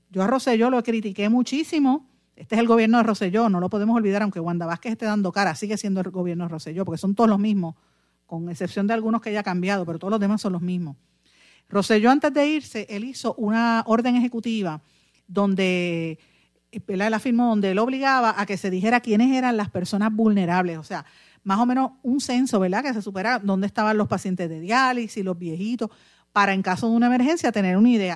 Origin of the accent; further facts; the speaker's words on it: Guaynabo, Puerto Rico; el alcalde de mi pueblo, Guainabo